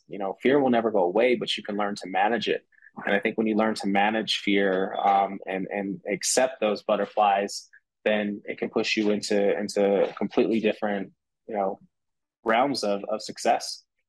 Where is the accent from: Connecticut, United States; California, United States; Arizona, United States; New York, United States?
California, United States; San Francisco; growing up in San Francisco, like city lifestyle was a city lifestyle